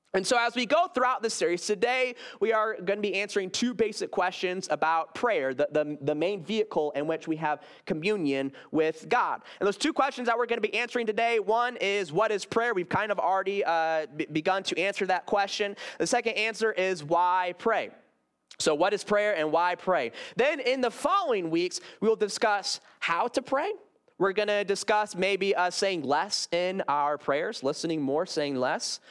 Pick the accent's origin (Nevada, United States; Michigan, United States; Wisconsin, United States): Michigan, United States; Grand Rapids; I came from Garden Park Church up in Grand Rapids, Michigan